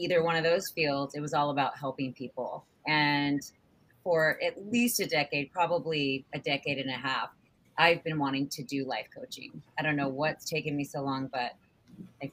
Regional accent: Redondo Beach, California, United States; now in New York, United States; I'm born and raised in LA. I'm actually born and raised in Redondo Beach

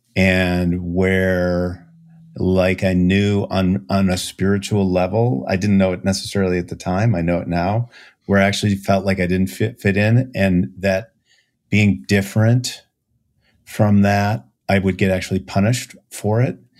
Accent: Minneapolis, Minnesota, United States; I grew up in Minneapolis, so no whales or dolphins anywhere close

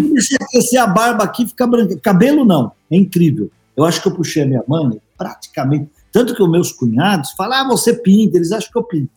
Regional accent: São Paulo, Brazil; num bar que meu pai tinha lá no, no Ipiranga, onde eu nasci

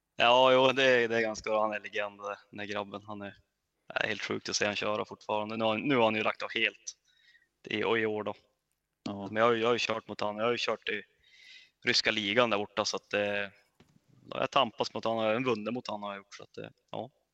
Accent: Örnsköldsvik, Västernorrland County, Sweden; jag kom från Övik

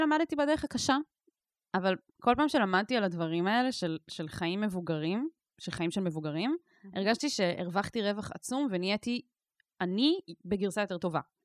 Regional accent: Israel; אני נגיד גדלתי בקיבוץ, שיתופי

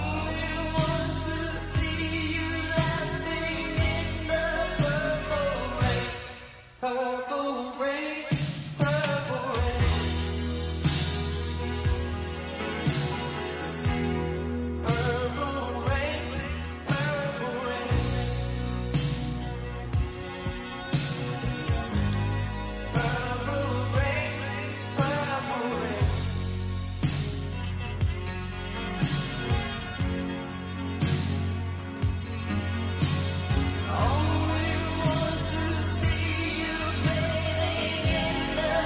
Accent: Minnesota, United States; I'm from Minnesota

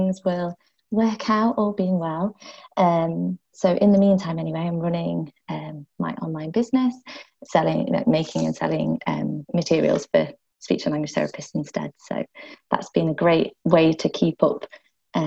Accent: United Kingdom; I'm from the United Kingdom

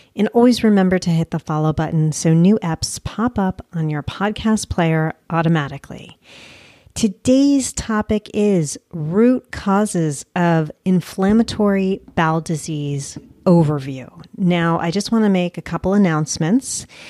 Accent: United States; also born or lived in Colombia; as Americans

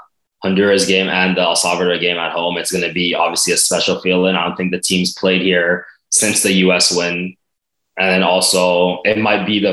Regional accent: Canada

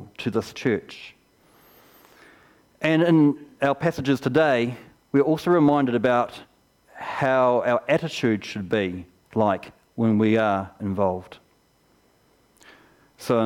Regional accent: Geraldine, Canterbury, New Zealand; When I was 4 years old, I grew up here in Geraldine and I went to the kindergarten over here

